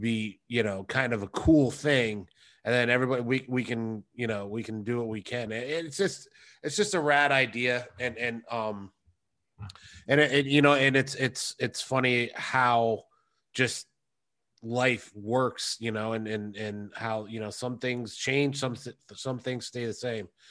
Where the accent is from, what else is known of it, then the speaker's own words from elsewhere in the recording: United States; I am American. I'm an American person